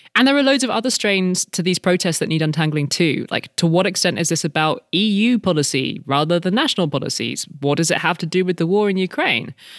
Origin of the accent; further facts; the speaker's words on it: United Kingdom; moved away; we are British by birth, both of us